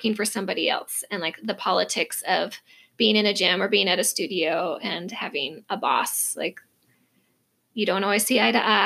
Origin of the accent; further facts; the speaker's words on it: Minnesota, United States; moved away as an adult; also born or lived in Idaho; now in Arizona, United States; I was raised in Minnesota, lived there for over 20 years